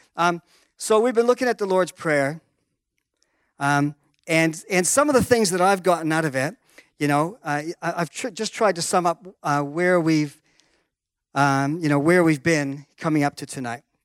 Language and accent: English; Canada; I was born in Canada